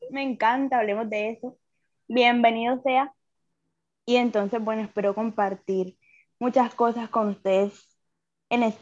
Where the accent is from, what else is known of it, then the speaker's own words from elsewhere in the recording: Colombia; yo soy colombiana.